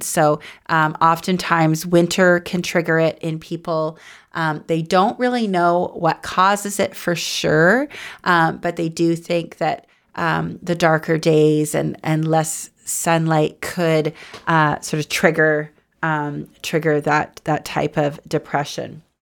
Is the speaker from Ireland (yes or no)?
no; Goderich, Ontario, Canada; now in Toronto, Canada; I grew up in the Snow Belt in a little town called Goderich, and it was near Lake Huron